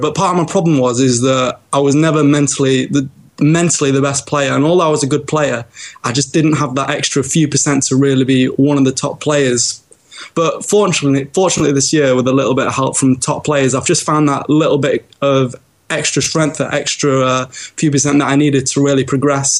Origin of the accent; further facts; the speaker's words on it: Birmingham, West Midlands, United Kingdom; I was born in Birmingham